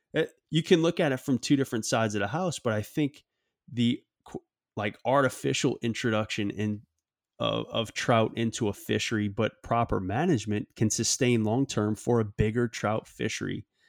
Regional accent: Louisiana, United States; my home state of Louisiana

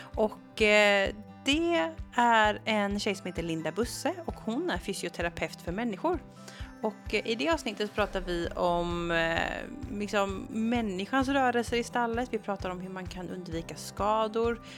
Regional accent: Gothenburg, Västra Götaland, Sweden; både du och jag är från Göteborg

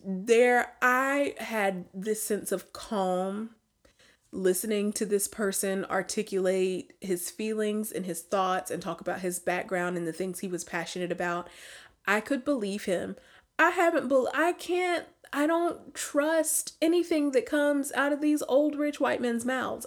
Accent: Alabama, United States; we're from the United States, but now because we're from Alabama.

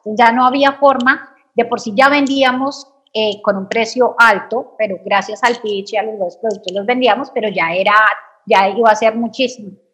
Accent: Bogotá, Colombia; soy eh, colombiana, como dijiste, nací en Bogotá, de familia eh, de Medellín, entonces de familia paisa

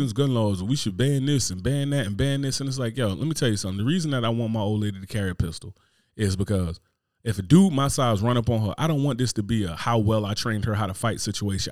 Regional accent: Newark, New Jersey, United States; I'm from Newark, New Jersey

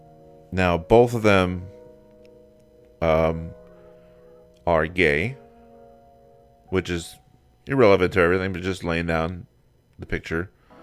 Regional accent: Pembroke Pines, Florida, United States; My bedroom the entire time I was growing up in Pembroke Pines

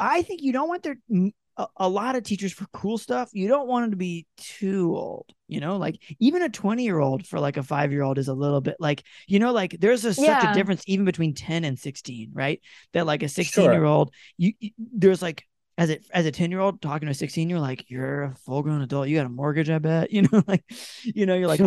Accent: North Carolina, United States; accent: Southern; I'm doing it in Southern accents because I'm from North Carolina

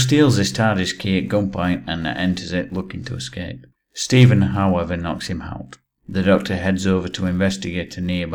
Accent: England, United Kingdom; I'm English

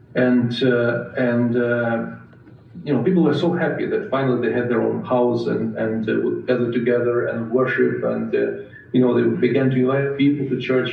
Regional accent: Western Ukraine, Ukraine; I am from the Western Ukraine

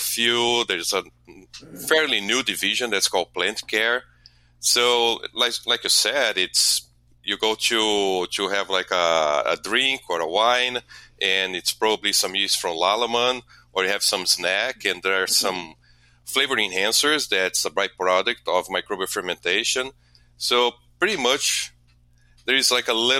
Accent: Brazil; moved away as an adult; now in Milwaukee, United States; I'm originally from Brazil. I came to U.S. to do my PhD

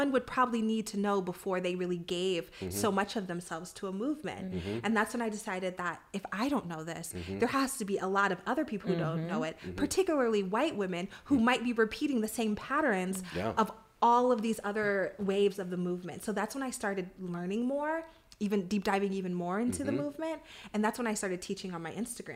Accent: Ohio, United States; moved away as an adult; also born or lived in New York City / Washington, D.C.; growing up in Midwest Ohio

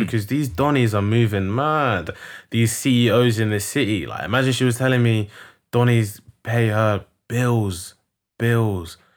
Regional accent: London, United Kingdom; I'm not from South. I'm from North.

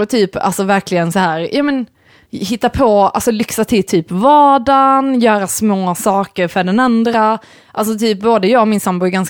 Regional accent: Sweden; Men sen, jag vet inte om det är så här att vi är väldigt svenskar.

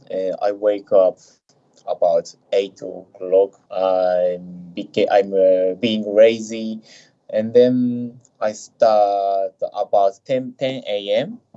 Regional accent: Japan; from Japan. … I am 32 years old

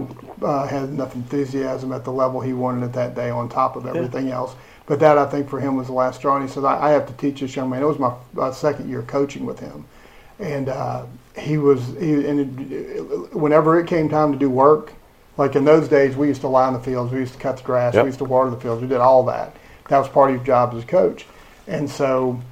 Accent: United States; now in Lake Wales, United States; I went to St. Martin High School, which was my hometown school. It's where I went to school

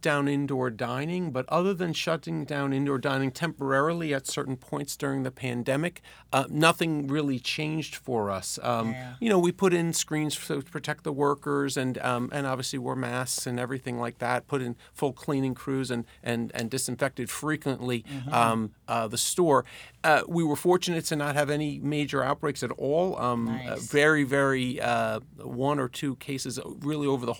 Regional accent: Fort Lee, New Jersey, United States; I grew up in Fort Lee since I was, for the last 30 years. I've lived in and around Fort Lee. My parents still live in Fort Lee.

